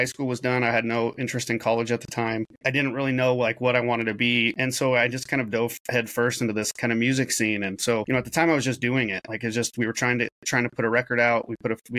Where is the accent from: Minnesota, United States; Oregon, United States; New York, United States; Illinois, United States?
Oregon, United States; Salem; moved away; also born or lived in Portland, Oregon; I grew up in Salem, Oregon, and then Portland, Oregon